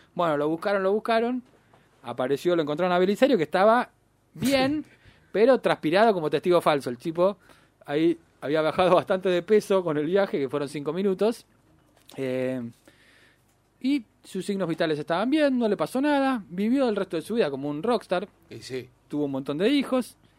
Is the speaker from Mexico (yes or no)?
no; Argentina